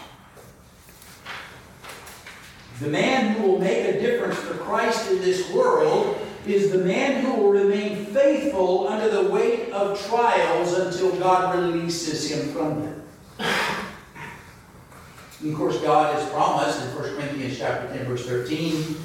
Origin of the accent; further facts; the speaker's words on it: the South, United States; I'm from the South